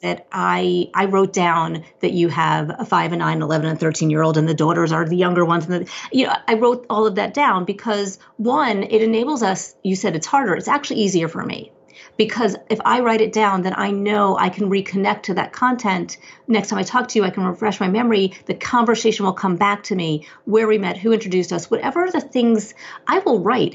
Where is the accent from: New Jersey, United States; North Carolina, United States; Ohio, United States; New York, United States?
New Jersey, United States; I'm a Jersey girl